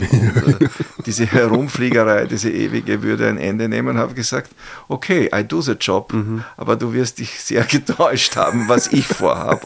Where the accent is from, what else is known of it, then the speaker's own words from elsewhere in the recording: St. Pölten, Lower Austria, Austria; in meiner Heimatstadt oder Geburtsstadt äh, St. Pölten